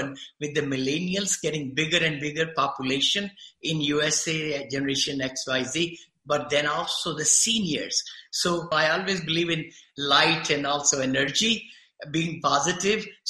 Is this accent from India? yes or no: yes; India; moved away as an adult; now in Danville, United States; I came from India